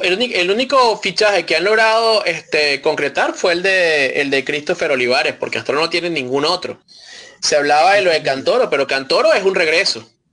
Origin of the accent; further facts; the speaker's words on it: Venezuela; nosotros como venezolanos